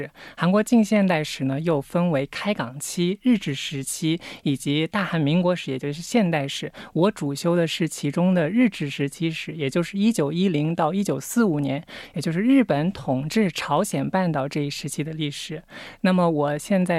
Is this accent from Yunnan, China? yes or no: no; Wenzhou, Zhejiang, China; moved away as an adult; now in South Korea; 然后我来自浙江温州，在国内读的本科、硕士，硕士毕业以后来这里留学。